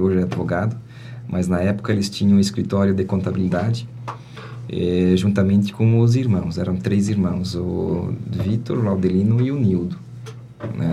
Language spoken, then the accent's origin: Portuguese; Presidente Getúlio, Santa Catarina, Brazil; me criei praticamente no Ribeirão Uru, uma localidade aqui próxima